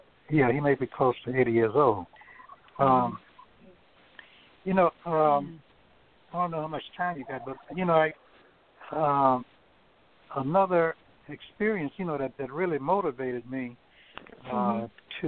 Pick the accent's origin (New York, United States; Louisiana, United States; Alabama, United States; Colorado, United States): Louisiana, United States; moved away; also born or lived in Vallejo, California / San Francisco, California; growing up in my hometown, Clarkman, Louisiana